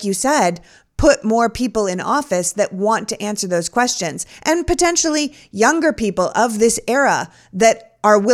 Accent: Canada; now in United States; I grew up in Canada

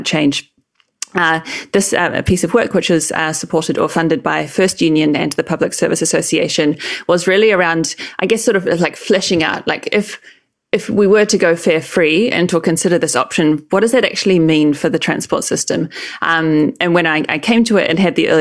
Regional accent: New Zealand; moved away as an adult; also born or lived in Auckland, New Zealand; I grew up in New Zealand. I lived in Auckland for 5 to 6 years before I shifted overseas when I came to do my PhD.

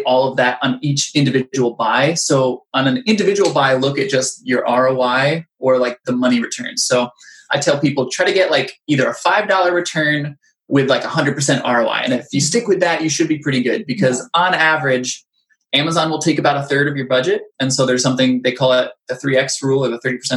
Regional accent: Orlando, Florida, United States; We're from Orlando

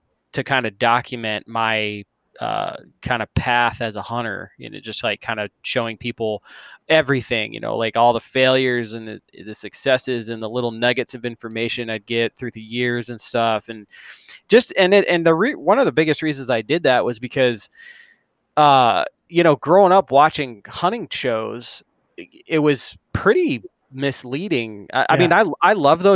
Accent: Arizona, United States; I've lived in Arizona since I was 8. So got here at an early age

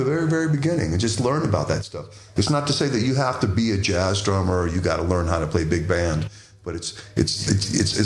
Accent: Washington D.C. area, Maryland, United States; I grew up in the Washington D.C. area, so go-go music had an enormous influence on just how I hear stuff.

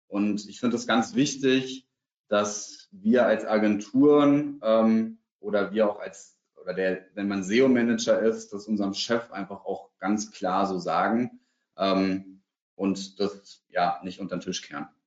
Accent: Berlin, Germany; Für mich als Berliner gehört Hellweg zum Beispiel in meiner subjektiven Wahrnehmung zu den Top drei Baumärkten in Deutschland.

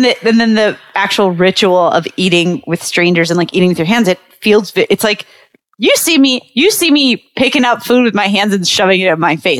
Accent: Pinole, California, United States; I grew up in the East Bay area and I went to school with like I feel like maybe 30% of my school was Filipino, my high school, in Pinole.

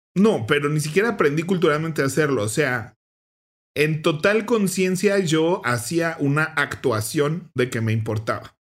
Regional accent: Mexico; el partido de México donde salimos del Mundial

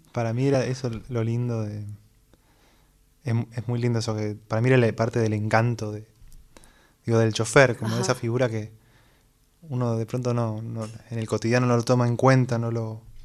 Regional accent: Buenos Aires, Argentina; Nací acá en Buenos Aires

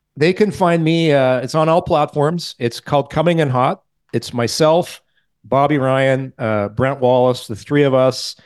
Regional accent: Ottawa, Ontario, Canada; I'm from Ottawa

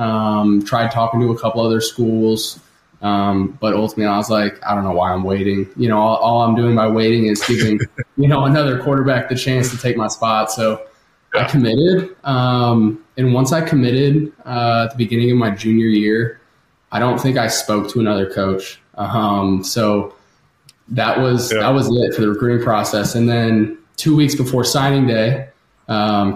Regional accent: St. Louis, Missouri, United States; I grew up in St. Louis

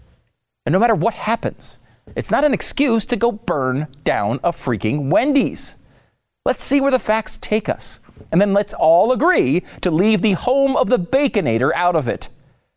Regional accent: Connecticut, United States; now in Texas, United States; I grew up in Connecticut. I was not a particularly we were not a big gun family. I now live in Texas, where I think it's required by law.

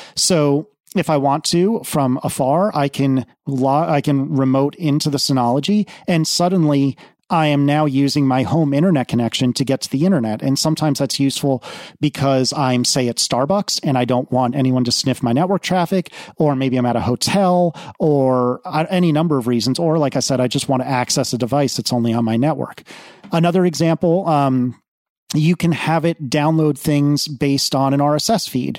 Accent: East Coast, United States; moved away; also born or lived in Midwest / Austin, Texas; I grew up on the East Coast. I spent some time in the Midwest, but I have never lived west of, geez, I think Austin, Texas is probably as far west as I've ever lived.

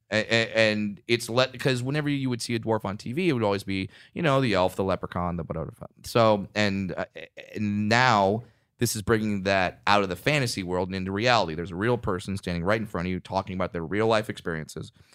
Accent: Orange County, California, United States; when I was raised in Orange County

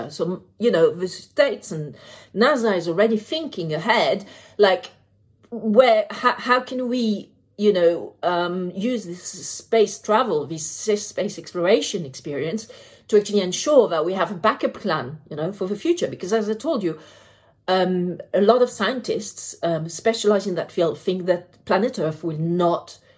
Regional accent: France; also born or lived in United Kingdom; Um, I am French, I am British, and therefore Brexit.

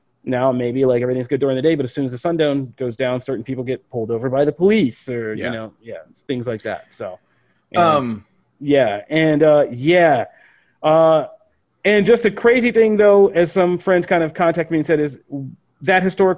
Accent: Pennsylvania, United States; where I grew up in Pennsylvania

